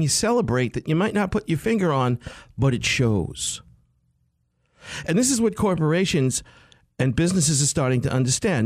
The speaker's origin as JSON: {"language": "English", "town": "New York City", "region": "New York", "country": "United States", "said": "I'm from New York City"}